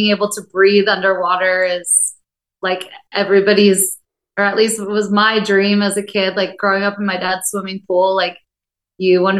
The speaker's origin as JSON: {"language": "English", "area": "Bucks County, outside Philadelphia", "region": "Pennsylvania", "country": "United States", "tie": "born or raised there", "also_born_or_lived": "Oahu, Hawaii", "moved": "as an adult", "lives_now": "Kona, United States", "said": "I'm from the East Coast originally, right outside of Philly, actually, Bucks County"}